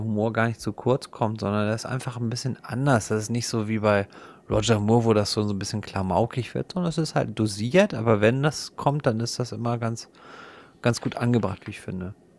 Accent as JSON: {"language": "German", "country": "Germany"}